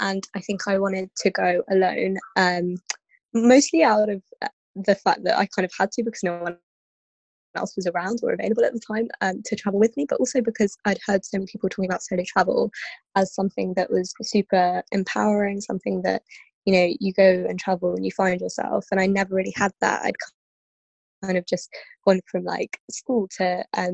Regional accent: London, United Kingdom; also born or lived in Kenya; I'm from London. I've lived here for, I think, since 2001-ish now that I moved here with my family. Before that, I was in Kenya

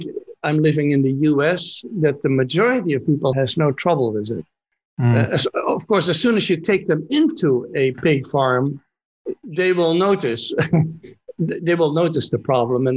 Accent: Netherlands; I'm from the Netherlands.

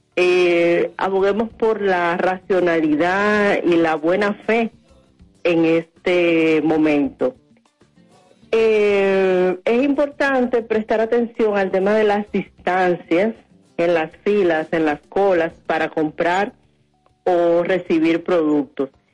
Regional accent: Dominican Republic; nosotros las dominicanas y los dominicanos

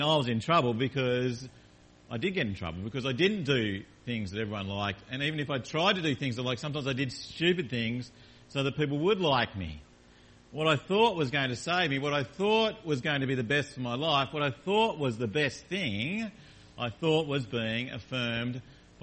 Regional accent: Launceston, Tasmania, Australia; I grew up in Tasmania in a town called Launceston in a family, mum and dad and a sister

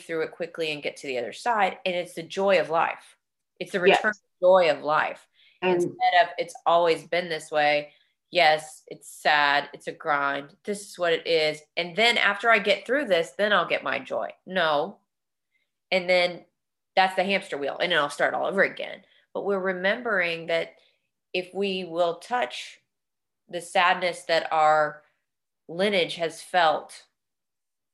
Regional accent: Texas, United States; we're from Texas

